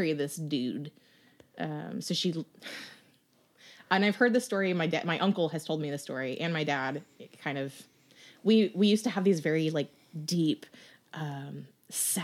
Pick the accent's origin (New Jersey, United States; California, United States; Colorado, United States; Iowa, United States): Colorado, United States; Aurora; Aurora proper